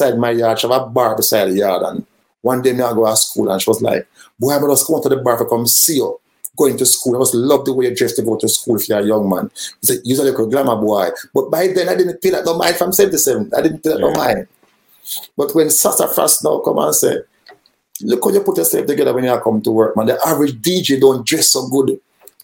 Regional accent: Kingston, Jamaica; we are from Kingston 13.

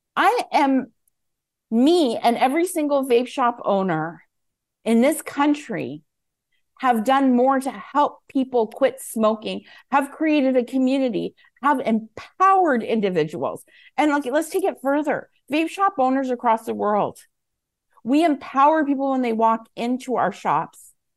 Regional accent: Canada; as a Canadian

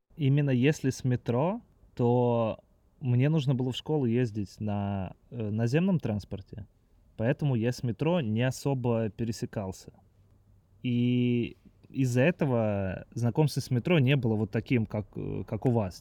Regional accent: Moscow, Russia; я родился и вырос в Москве, мне 30

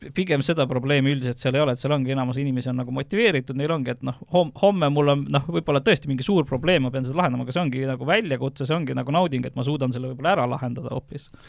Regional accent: Viljandi, Viljandi County, Estonia; Viljandi, kus ma olen pärit

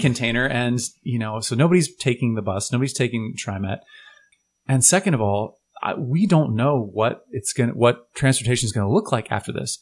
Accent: Portland, Oregon, United States; we're from Portland

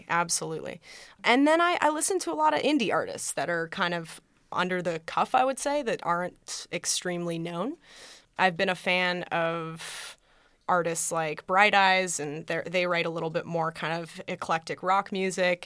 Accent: Colorado, United States; moved away; I'm from Colorado originally

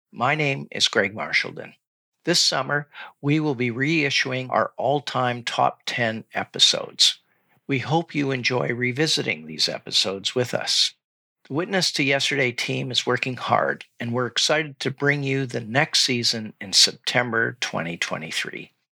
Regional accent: Montreal, Quebec, Canada; Growing up in Montreal, I can't remember when I first encountered the name, but I can tell you that my teacher, whoever she was, gave me the sense that this was someone who had done my people a lot of harm a long time ago.

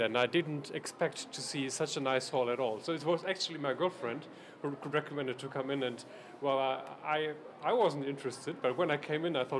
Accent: Germany; I'm from Germany

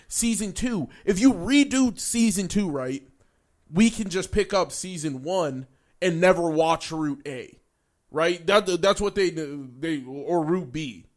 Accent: United States; we're American

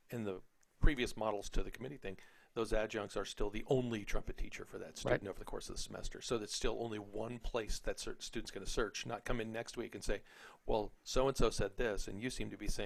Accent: Texas, United States; I grew up in Texas

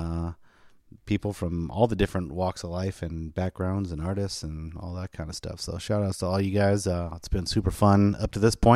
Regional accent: East Bay, California, United States; now in Sacramento, United States; I'm from the super far East Bay

